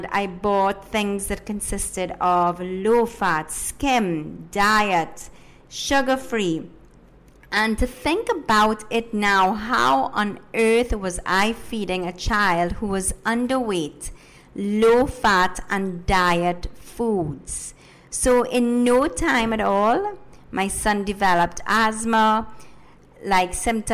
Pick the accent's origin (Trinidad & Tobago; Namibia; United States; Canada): Trinidad & Tobago; first language Spanish; English is a second language; also born or lived in Ecuador; I was born in Ecuador, but I have lived in Trinidad and Tobago for the majority of my life. Yes, my first language is Spanish, but I am a Trini all the way